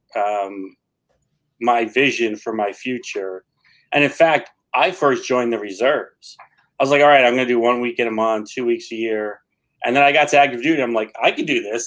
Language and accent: English; New York City, New York, United States; now in Patchogue, United States; I grew up in New York City